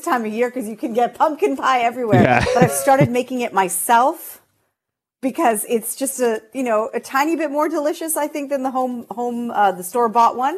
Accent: Canada; we Canadian consumers

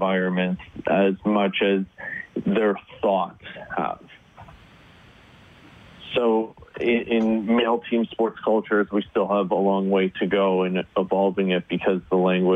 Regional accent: Northern Ontario, Canada; I grew up in Northern Ontario

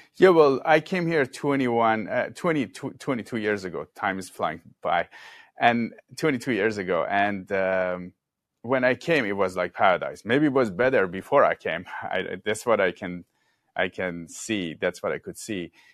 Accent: Iran; also born or lived in Mexico City, Mexico / China; now in Southern California, United States; I lived in Iran, I grew up in Iran

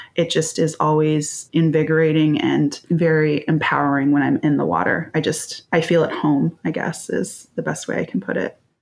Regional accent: Bay Area, California, United States; I grew up in the Bay Area and came from a family of swimmers

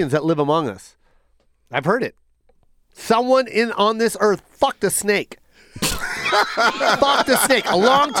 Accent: Las Vegas, Nevada, United States; I'm from Vegas and I worked at the Mirage

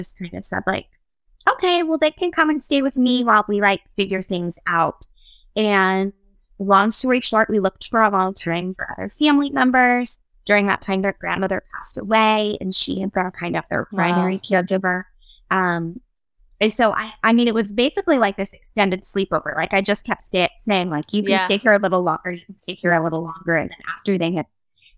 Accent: Brentwood, Tennessee, United States; moved away as an adult; also born or lived in Uganda; I grew up in Brentwood

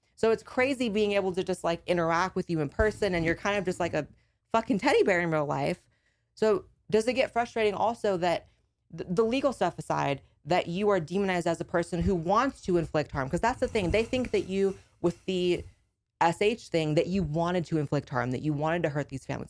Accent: California, United States; moved away as an adult; I grew up in California and I had to escape L A 'cause of the lockdowns

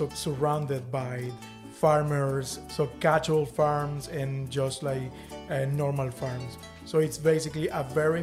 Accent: Valledupar, Cesar, Colombia; English is a second language; moved away as an adult; now in Toowoomba, Australia; I'm from Colombia. I'm actually from a small town at the north called Valledupar.

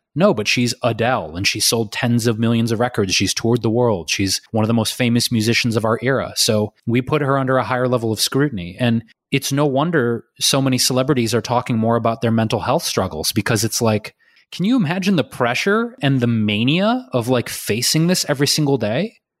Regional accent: Detroit, Michigan, United States; I'm from Detroit

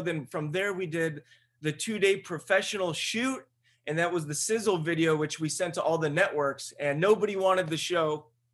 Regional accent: Buena Park, California, United States; I'm a dude from Buena Park, California

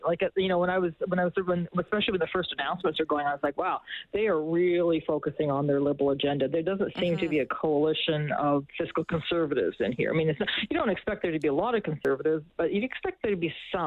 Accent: Alberta, Canada; moved away; I grew up in Alberta in the 1980s

